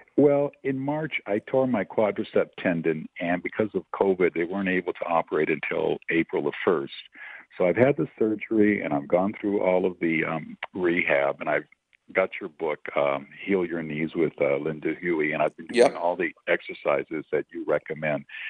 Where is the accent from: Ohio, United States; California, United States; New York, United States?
California, United States; Los Angeles; I grew up here in Los Angeles